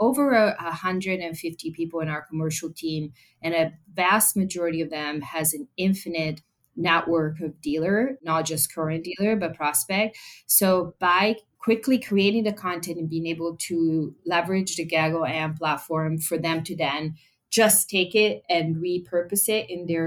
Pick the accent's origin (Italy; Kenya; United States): Italy; moved away; I'm European. Yeah. I come from Italy